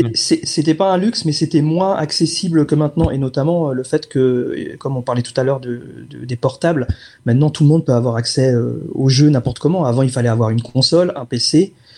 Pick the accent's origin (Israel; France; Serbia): France; Ils savent qu'on est français, ils reconnaissent la langue